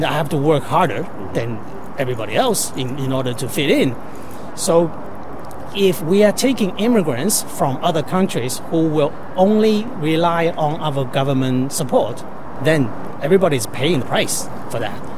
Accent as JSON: {"language": "English", "country": "Canada", "said": "As a Canadian, then we have the freedoms to speak about our own mind"}